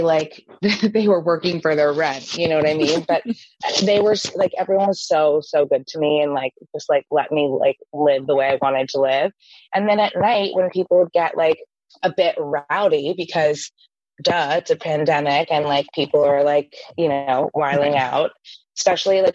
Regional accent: New York City, New York, United States; as a New Yorker

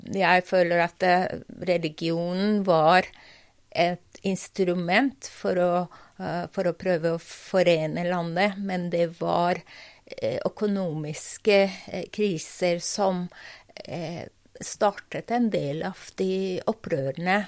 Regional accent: Tehran, Tehran Province, Iran; Norwegian is a second language; moved away as an adult; also born or lived in United States / Iranian Azerbaijan (family origin); now in Norway; Jeg vokste opp i Teheran

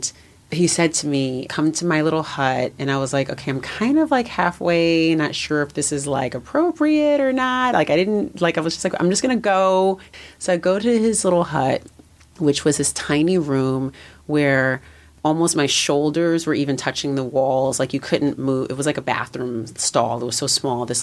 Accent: California, United States; moved away as an adult; also born or lived in New York; I was in New York and I'm from California

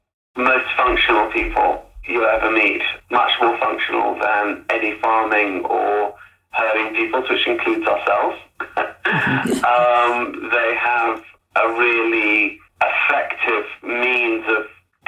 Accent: United Kingdom; also born or lived in South Africa / Zimbabwe; I was born in the UK

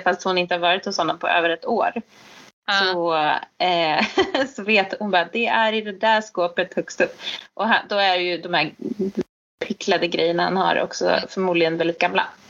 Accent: Sweden; som svensk

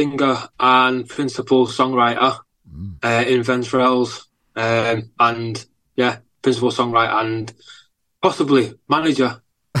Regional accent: Heywood, North West England, United Kingdom; also born or lived in Salford / Chicago; I grew up in Heywood on an estate called Darnhill, an Overspill estate, a Manchester Overspill estate called Darnhill.

